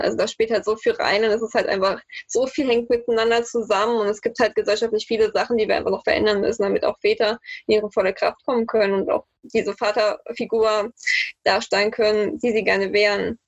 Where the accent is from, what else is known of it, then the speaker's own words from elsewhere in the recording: the East, eastern Germany, Germany; moved away as an adult; now in Frankfurt, Germany; ich komme ja eigentlich aus dem Osten